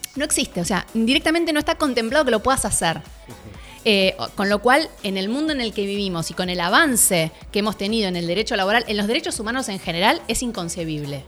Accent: Argentina; nosotros Argentina

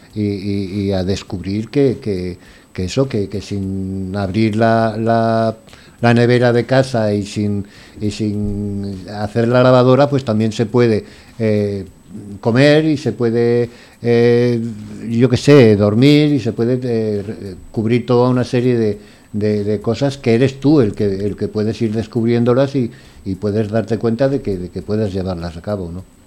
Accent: Valencian Community, Spain; also born or lived in Granada; now in Valencia, Spain; soy valenciano y que, decidí venir a Valencia, pues salí de Granada

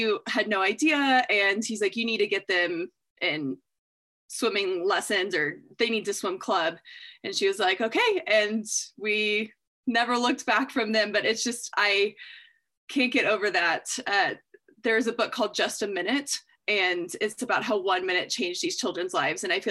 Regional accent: Austin, Texas, United States; moved away as an adult; also born or lived in South America / Arkansas / Montana; now in Washington, United States; I grew up in Austin, but now, you know, lived in South America, went to school in Arkansas, and then Montana, now Washington.

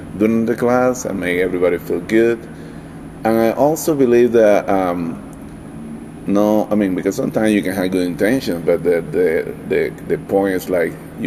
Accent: Valencia, Carabobo, Venezuela; now in Denver, United States; I'm from originally from Venezuela, South America, specifically from Valencia, which is a city very close to the Caribbean Sea

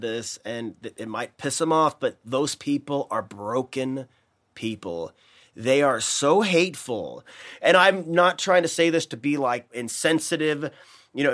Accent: United States; I'm an American

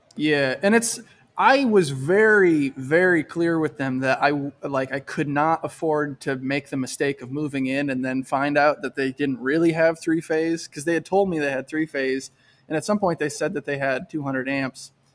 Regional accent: Michigan, United States; moved away as an adult; also born or lived in Syracuse, New York; I'm from Michigan, and I went to college in Michigan, and then I moved to Syracuse, New York, when I was twenty-three

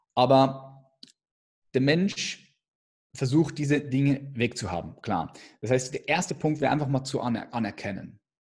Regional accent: Switzerland; ich bin Schweizer

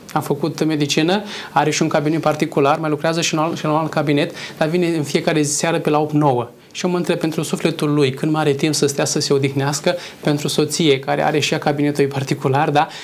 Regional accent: Moldavia, Romania; moved away; în cazul meu sunt din Moldova, soția este din Oltenia

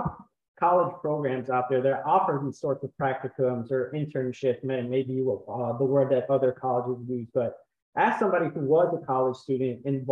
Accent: Chicago, Illinois, United States; I know growing up in Illinois, like yourself, I'm from Chicago

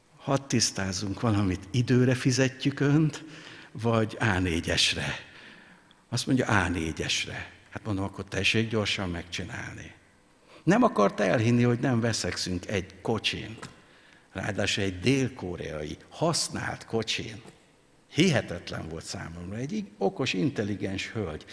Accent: Hungary; mi magyarok

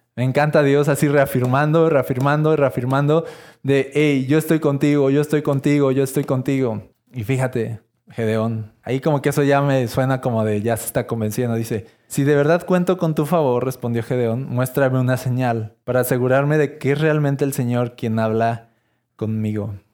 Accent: Mexico; soy esta este mexicano

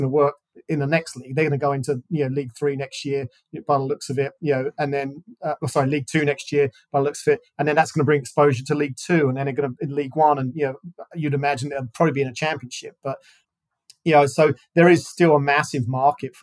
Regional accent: Southend-on-Sea, East of England, United Kingdom; that was my hometown team

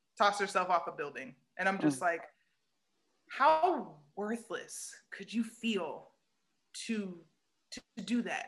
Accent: United States; I'm still American, so I'm still raised in the container of America

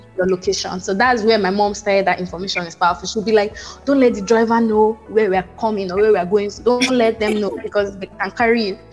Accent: Port Harcourt, Rivers State, Nigeria; moved away as an adult; now in United States; I grew up in Port Harcourt

